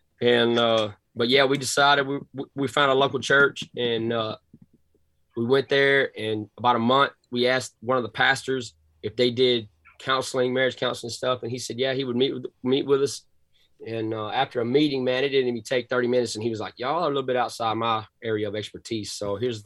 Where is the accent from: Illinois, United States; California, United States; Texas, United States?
Texas, United States; Cass County, Northeast; accent: thick Southern drawl; I'm from Texas, man. Born and raised in Northeast Texas, Cass County